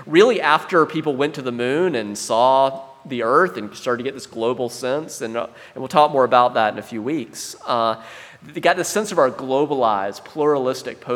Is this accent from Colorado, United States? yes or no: no; South Carolina, United States; I grew up in South Carolina